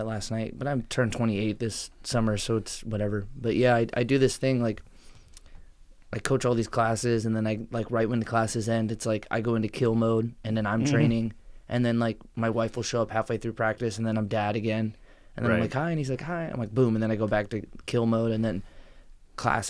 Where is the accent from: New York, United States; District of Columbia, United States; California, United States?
California, United States; Fresno; also born or lived in Iowa; now in Canby, Oregon, United States; I grew up in Fresno, California